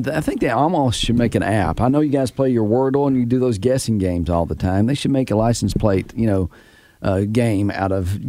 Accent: Tennessee, United States; I'm from Tennessee.

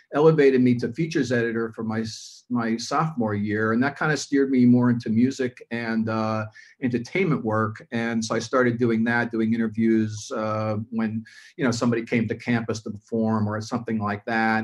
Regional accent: New York City, New York, United States; also born or lived in Manhattan, New York; I was born in Manhattan, New York, New York. I was raised in the Bronx, New York. We say the Bronx.

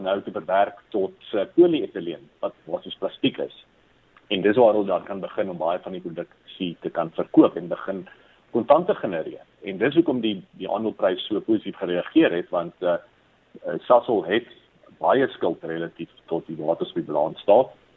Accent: South Africa; as Suid-Afrikaners

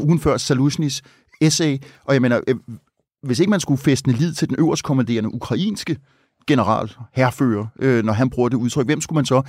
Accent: Copenhagen, Capital Region of Denmark, Denmark; nu er jeg ikke fra Østjylland, men øh, her fra hovedstaden

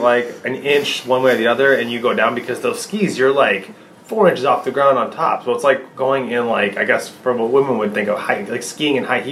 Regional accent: Michigan, United States; I remember growing up in the Winter Wonderland

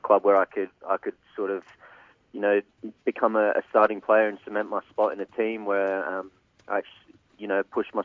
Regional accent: Perth, Western Australia, Australia; moved away as an adult; also born or lived in Melbourne; starting up in my hometown at Perth Glory

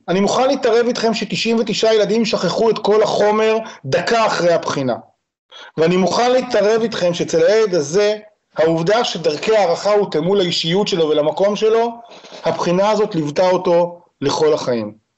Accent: Israel; אני ישראלי

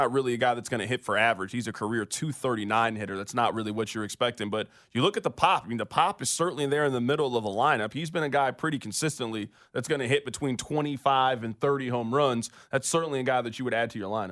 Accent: Kansas City, Missouri, United States; Born and raised in Kansas City, Missouri.

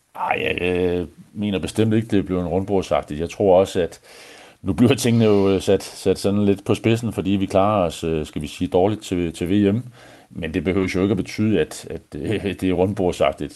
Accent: Denmark

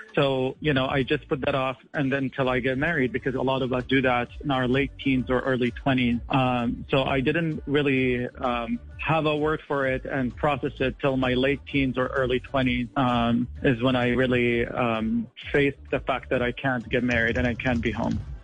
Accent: Qatar; moved away as an adult; now in San Francisco, United States; I was born and raised in Qatar, and I left Qatar in 2011 to complete my medical training in the United States.

